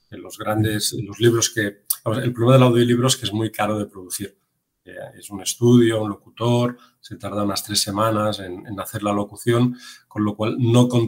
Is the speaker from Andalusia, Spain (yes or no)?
no; Catalonia, Spain; yo que soy catalán